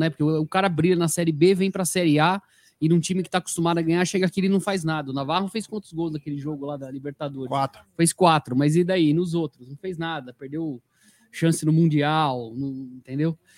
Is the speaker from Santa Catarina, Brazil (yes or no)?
no; São Paulo, Brazil; born there; porque o Guarino é o prefeito da Moca, eu nasci na Moca.